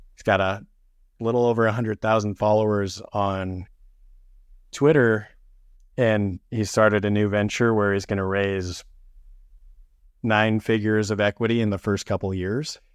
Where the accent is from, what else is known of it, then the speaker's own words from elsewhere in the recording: St. George, Utah, United States; moved away as an adult; now in Salt Lake City, United States; I'm originally from Saint George, Utah. I moved up to Salt Lake City in twenty sixteen